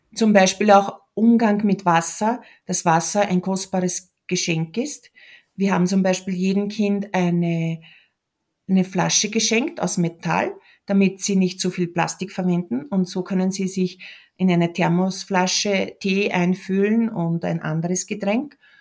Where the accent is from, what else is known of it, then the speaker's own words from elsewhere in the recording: Lower Austria, Austria; moved away as an adult; now in Peru; ich bin aus Niederösterreich, ich bin eine Franziskanerin